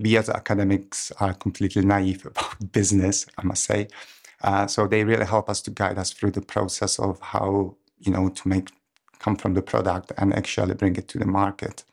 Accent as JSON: {"language": "English", "country": "Czechia", "moved": "as an adult", "lives_now": "Cambridge, United Kingdom", "said": "I'm from Czech Republic, but I've been in Cambridge since two thousand ten"}